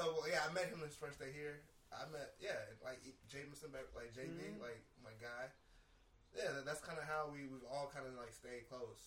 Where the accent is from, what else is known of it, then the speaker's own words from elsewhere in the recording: Oakland, California, United States; I'm from North Oakland. My whole family was raised on 57th and Gaskill.